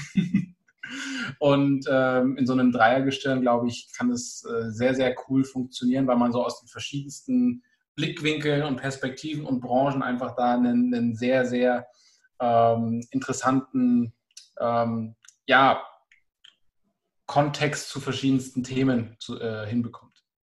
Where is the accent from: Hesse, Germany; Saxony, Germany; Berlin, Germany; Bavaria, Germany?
Bavaria, Germany; Augsburg area; ich komme aus dem Augsburger Raum